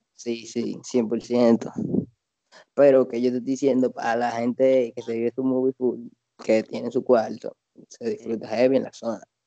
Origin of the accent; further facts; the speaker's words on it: Santo Domingo, Distrito Nacional, Dominican Republic; como uno vive allá de toda su vida